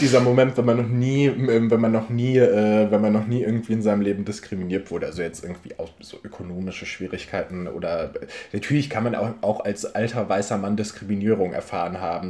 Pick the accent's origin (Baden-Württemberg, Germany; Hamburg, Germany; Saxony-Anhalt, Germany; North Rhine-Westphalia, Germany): North Rhine-Westphalia, Germany; Ruhr area; ich komme auch aus dem Ruhrgebiet